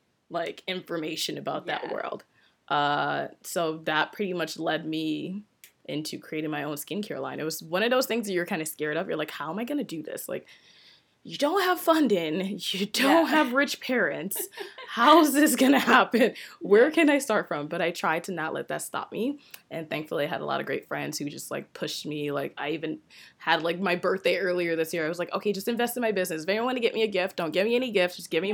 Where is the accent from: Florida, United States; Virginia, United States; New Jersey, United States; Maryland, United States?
Maryland, United States; DC, Maryland area, United States; moved away as an adult; also born or lived in Nigeria; now in Toronto, Canada; I grew up in DC, Maryland area, but I'm Nigerian. Oh, wow. I was actually born in Nigeria and moved to DC, Maryland around almost 20 years ago. Then wow. I've been in Toronto for about 10 years now.